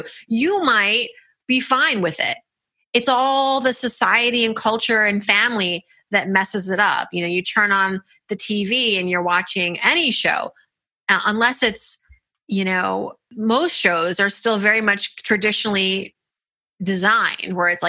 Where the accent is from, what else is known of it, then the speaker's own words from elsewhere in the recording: Nigeria; I'm Nigerian culturally.